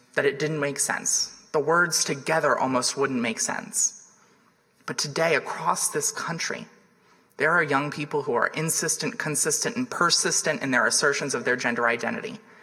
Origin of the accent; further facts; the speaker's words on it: Delaware, United States; my home state of Delaware